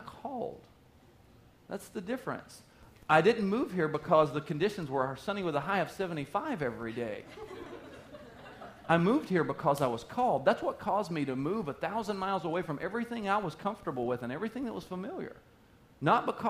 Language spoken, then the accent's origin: English; the South, United States; moved away as an adult; now in Wisconsin, United States; I moved up from the South